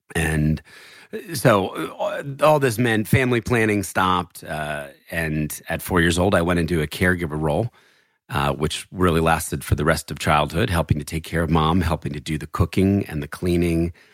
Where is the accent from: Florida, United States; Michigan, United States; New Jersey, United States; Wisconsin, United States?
New Jersey, United States; born or raised there; also born or lived in Philadelphia, Pennsylvania